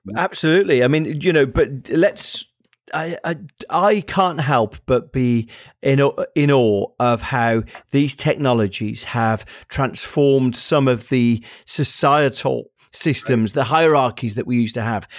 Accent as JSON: {"language": "English", "town": "Birmingham", "region": "West Midlands", "country": "United Kingdom", "tie": "born or raised there", "said": "I'm from Birmingham, which is the second biggest city in the country."}